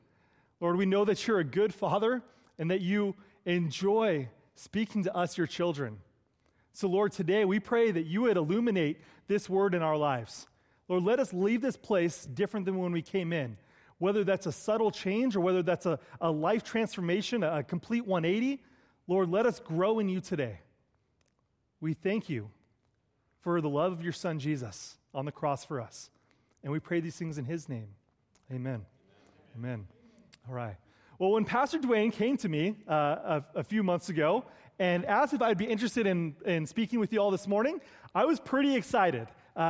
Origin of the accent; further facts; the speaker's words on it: California, United States; I do not come from Canada. I come from the Bay Area of California.